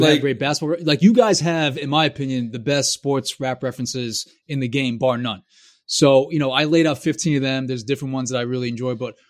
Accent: New York, United States; Cynicism and pessimism comes with being a New Yorker.

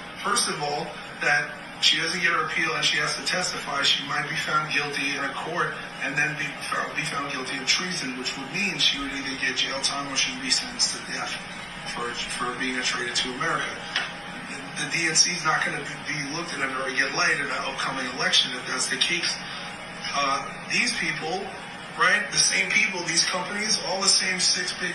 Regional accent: United States; I'm African American, I'm 38 years old, I've grown up in this country

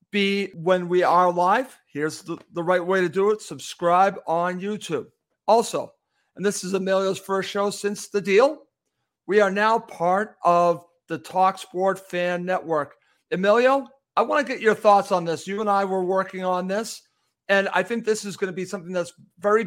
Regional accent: United States; I'm American

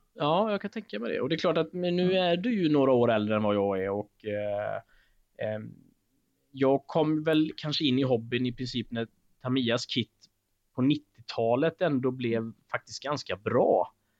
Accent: Alingsås, Västra Götaland, Sweden; min hemstad Alingsås Och, eh, jag är en ganska stolt Alingsåsare

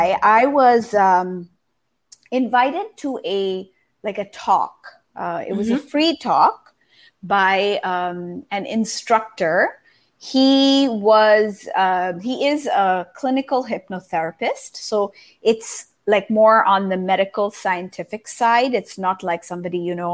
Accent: Japan; moved away as an adult; also born or lived in United States; I grew up in Japan.

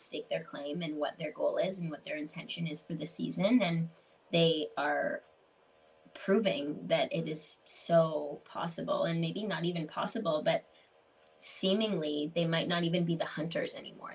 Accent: Canada; being an English speaking Canadian

